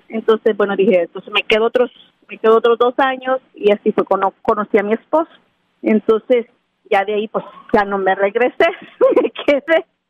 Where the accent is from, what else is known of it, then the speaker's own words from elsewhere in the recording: Santiago Texacuangos, San Salvador, El Salvador; moved away; yo crecí en un pueblo de El Salvador que se llama Santiago Texacuangos.